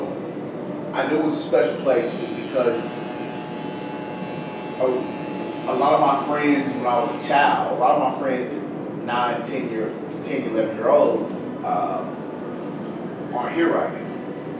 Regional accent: Little Rock, Arkansas, United States; Little Rock always been special to me. You know, I grew up here. I grew up in the Quapaw Quarter, the South End

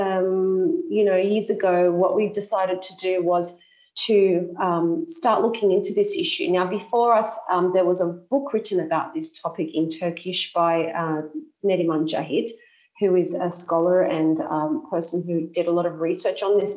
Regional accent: Sydney, New South Wales, Australia; moved away as an adult; now in Cyprus; I'm an Australian Cypriot. I was born in Sydney, and I've been living in Cyprus since 2006.

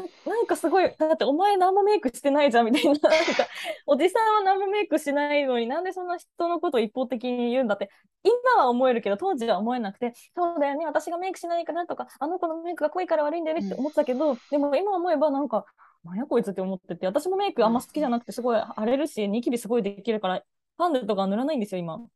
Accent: Japan; moved away; 地方出身

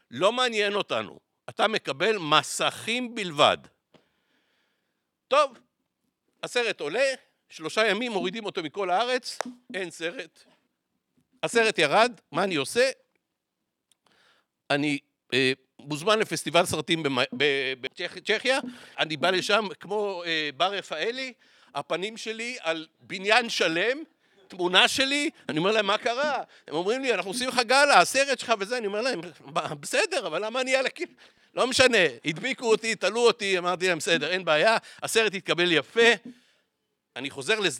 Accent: Tel Aviv, Tel Aviv District, Israel; שם בפעם הראשונה הבנתי שאני בכלל אשכנזי. כי אצלנו בצפון תל אביב כולם לא אומרים אחד לשני אשכנזים

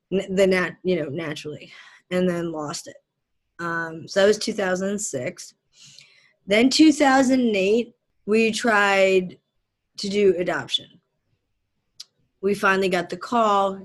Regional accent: Philadelphia, Pennsylvania, United States; born or raised there; also born or lived in southern India / New Jersey

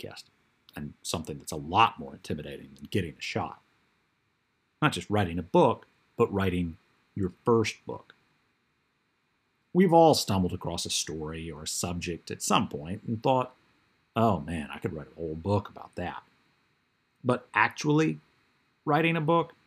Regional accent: Mississippi, United States; my home state, Mississippi

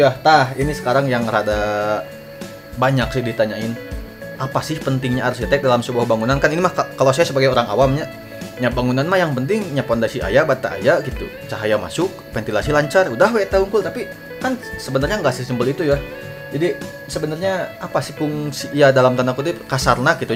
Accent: Lembang, West Java, Indonesia; dan saya sebagai orang Lembang ini kadang sok kesel

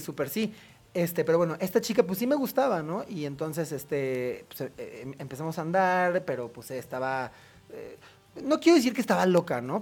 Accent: Cuajimalpa, Mexico City, Mexico; toda mi adolescencia eh, sucedió en Cuapa

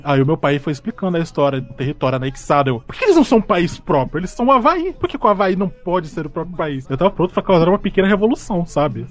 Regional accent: Porto Velho, Rondônia, Brazil; eu sou de Porto Velho, né, cara? Rondônia. Norte do Brasil

